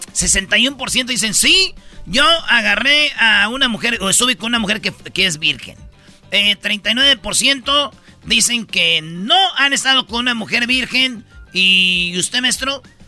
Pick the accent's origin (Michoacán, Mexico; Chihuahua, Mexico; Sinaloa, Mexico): Michoacán, Mexico; Jiquilpan; que sí soy de Michoacán y que soy de Jiquilpan